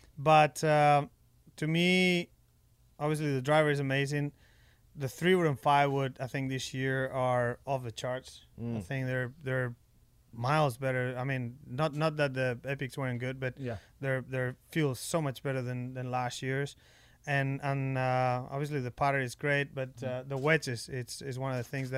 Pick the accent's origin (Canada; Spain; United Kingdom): Spain; English is a second language; I was brought up back in Spain at our home course.